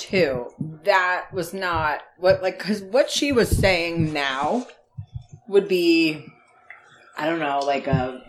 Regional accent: Northeastern Pennsylvania, United States; accent: NEPA (northeastern Pennsylvania); I feel like I'm pretty good at hiding my Nipa accent most of the time

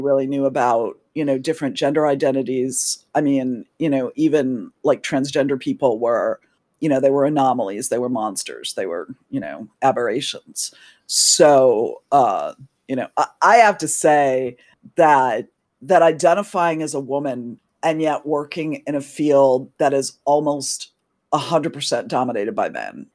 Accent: New England, United States; now in Washington, D.C., United States; I'm originally from New England in the U S, but I currently live in Washington, D C

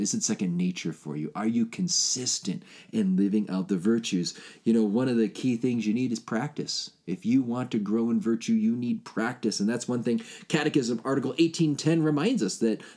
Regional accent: Chicago, Illinois, United States; I grew up in Chicago

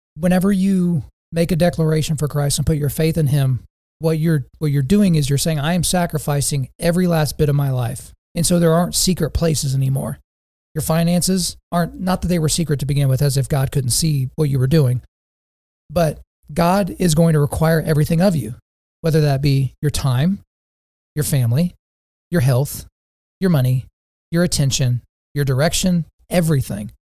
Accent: Lawton, Oklahoma, United States; my hometown of Lawton, Oklahoma

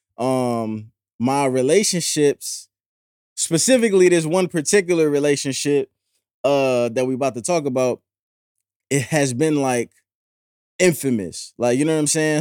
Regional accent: St. Louis, Missouri, United States; now in Philadelphia, United States; I'm from Saint Louis, I live in Philly

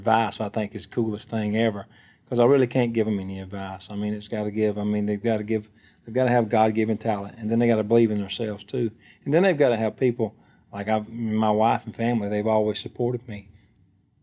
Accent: Alabama, United States; I'm a singer-songwriter. I grew up in Alabama

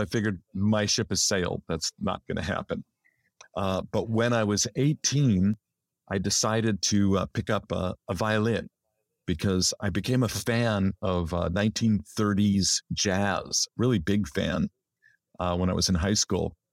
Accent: Los Angeles, California, United States; I was born in Los Angeles, barely three miles from where I'm sitting right now, and I've never lived anywhere else

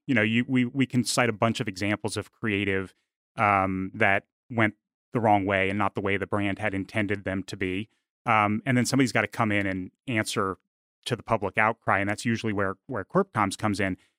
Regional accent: Washington, District of Columbia, United States; moved away as an adult; also born or lived in Richmond, Virginia / Arkansas; growing up in the Washington, D C area

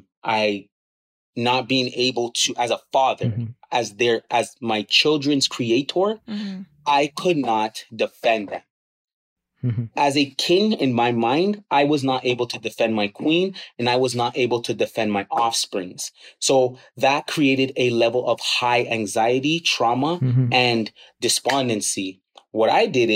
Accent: Toronto, Ontario, Canada; I grew up in the Rexdale community, Kipling and Steeles. So it is rough in Rexdale

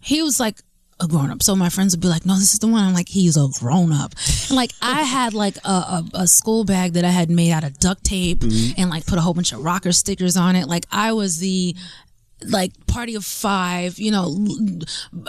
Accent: New York, United States; I'm from New York.

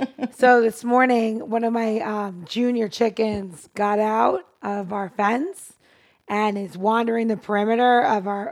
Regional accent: New York City, New York, United States; moved away; I'm from New York City

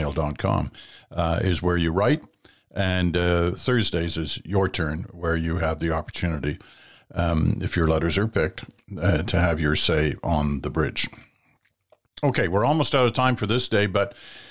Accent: Ottawa, Ontario, Canada; growing up in Ottawa

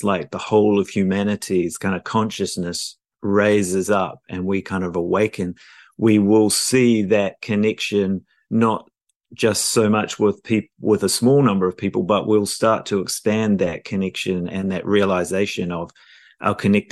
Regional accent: New Zealand; moved away as an adult; also born or lived in London, United Kingdom; now in Los Angeles, United States; I was born in New Zealand

